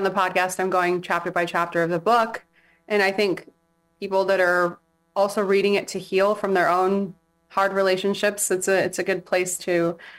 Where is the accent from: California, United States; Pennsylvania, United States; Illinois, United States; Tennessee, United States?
California, United States; San Diego; also born or lived in Imperial Beach / Chula Vista / England; now in Hawaii, United States; I am from San Diego.